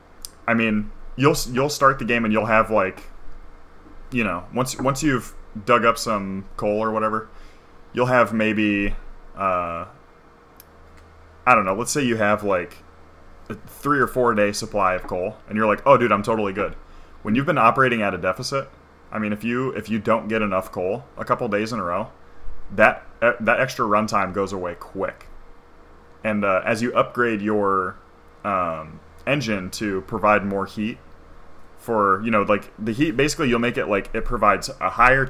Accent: Ohio, United States; I'm from Ohio.

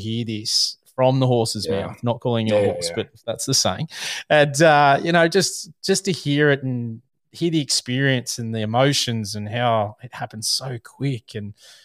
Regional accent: Australia; we are an Australian hunting podcast

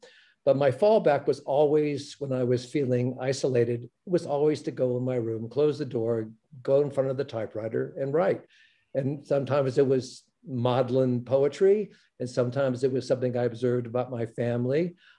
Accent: Los Angeles, California, United States; So I was born in Los Angeles.

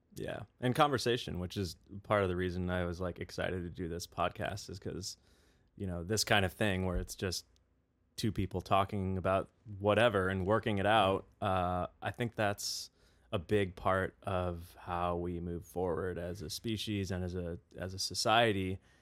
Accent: Webster Groves, Missouri, United States; also born or lived in Chicago, Illinois; we moved to Saint Louis, Missouri. and that's where I grew up

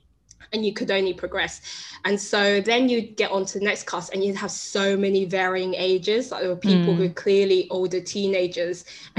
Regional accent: London, United Kingdom; I'm from London.

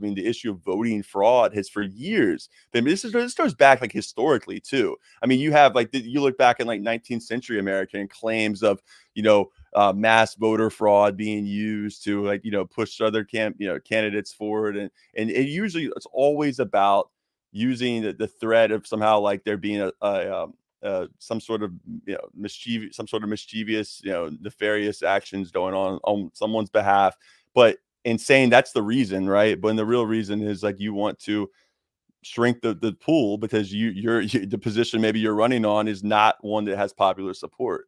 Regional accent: Jacksonville, Florida, United States; I was coaching inner city high school football in Jacksonville, Florida, my hometown

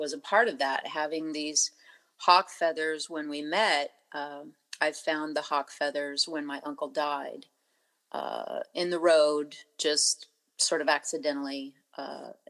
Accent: Montana, United States; moved away; Growing up in Montana near the Blackfeet Reservation

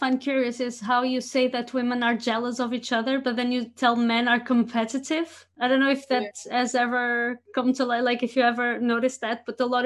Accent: Portugal; English is a second language; now in Rotterdam, Netherlands; I grew up in Portugal

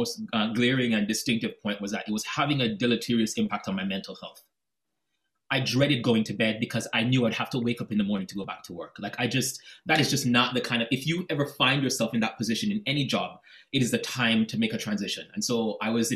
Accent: Jamaica; moved away; also born or lived in United States / Cambridge; I grew up in Jamaica, right? The first time I left Jamaica was to go to the United States.

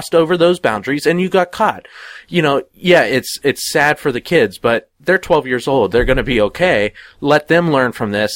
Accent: Pennsylvania, United States; I grew up in Pennsylvania playing baseball

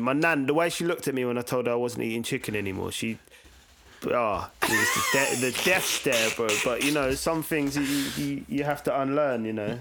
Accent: Brighton, South East England, United Kingdom; also born or lived in Lewisham, London / Reading; I grew up, yeah, I spent most of my time in Brighton

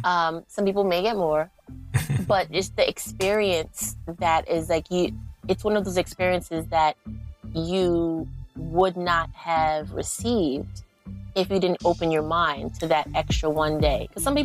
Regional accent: New York, United States; Because I'm from the East Coast. So I don't really pay attention.

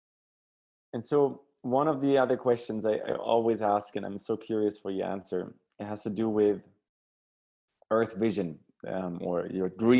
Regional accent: Germany; moved away; growing up in Germany, when I grew up in, you know, the late 80s, early 90s

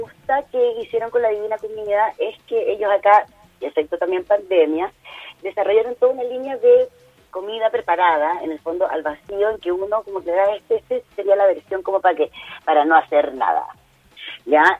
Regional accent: Chile; nosotros siempre igual como chilenos

